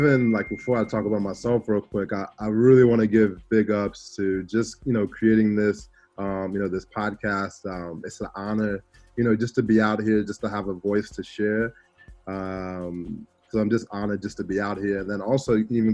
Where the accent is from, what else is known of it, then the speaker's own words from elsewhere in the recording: Chicago, Illinois, United States; also born or lived in Stockwell, London, United Kingdom; I was actually born in South London, in Stockwell, and so, you know, right next door to Brixton, and so I know about, you know, the Brixton Top Cats and everything. And then, but then I grew up in Chicago. I moved to Chicago when I was 9 years old